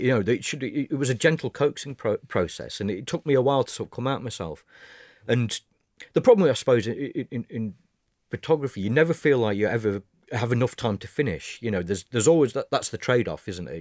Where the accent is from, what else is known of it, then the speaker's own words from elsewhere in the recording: United Kingdom; as British